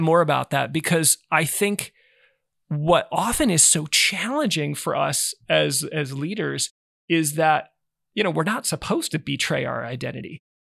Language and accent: English; Nebraska, United States; growing up in Nebraska